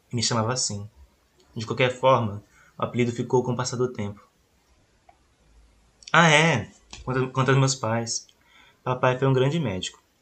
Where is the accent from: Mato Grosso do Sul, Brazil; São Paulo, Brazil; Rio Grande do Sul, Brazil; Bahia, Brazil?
Bahia, Brazil; Nasci na fazenda de Cabaceiras, em 47, próximo à vila de Curralinho. Sou do sertão da Bahia